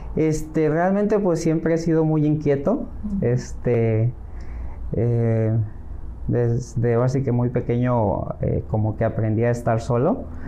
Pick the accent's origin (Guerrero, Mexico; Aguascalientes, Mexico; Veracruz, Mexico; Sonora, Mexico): Guerrero, Mexico; Acapulco; moved away as an adult; also born or lived in Los Angeles, California; now in Playa del Carmen, Mexico; soy originario de Acapulco, el Guerrero